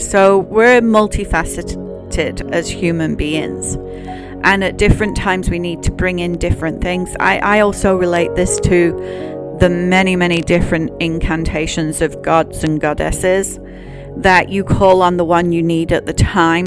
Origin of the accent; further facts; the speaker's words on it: United Kingdom; as a Brit